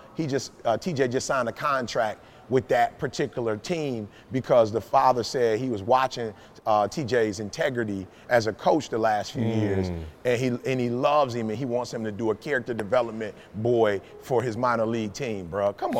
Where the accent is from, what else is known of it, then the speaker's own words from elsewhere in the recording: Detroit, Michigan, United States; Oh, you get a lot out of it. You get, just growing up in Detroit, you get out of it.